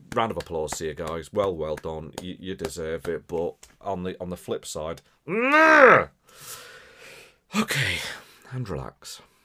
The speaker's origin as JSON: {"language": "English", "area": "Wirral", "region": "North West England", "country": "United Kingdom", "accent": "Scouse", "said": "As, as much as I sound scouse and from Liverpool, I'm not from Liverpool, right? So I'm from the other side of the water, right? Across the River Mersey"}